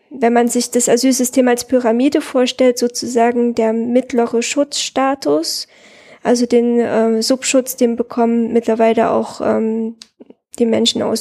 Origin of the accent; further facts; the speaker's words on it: Herat, Afghanistan; Die kommen aus meiner Heimatstadt Herat